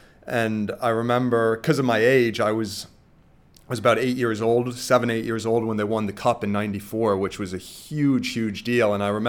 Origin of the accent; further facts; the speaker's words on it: New York, United States; Well, growing up in New York, hockey was the first sport I played.